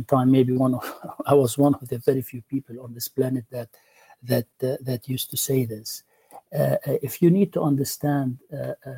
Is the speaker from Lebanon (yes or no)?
yes; Lebanon; moved away as an adult; now in United States; I am Lebanese. I was born in Lebanon. I grew up there. I studied there. And I left Lebanon in the late 80s